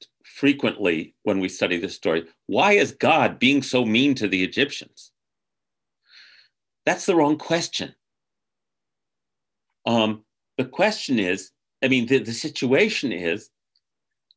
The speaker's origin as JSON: {"language": "English", "country": "United States", "said": "as an American"}